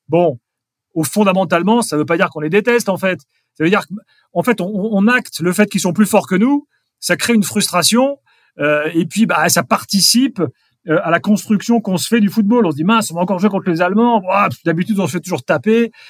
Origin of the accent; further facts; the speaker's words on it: Strasbourg, Grand Est, France; moved away; je suis strasbourgeois. Je vais régulièrement à Strasbourg parce que c'est mon club.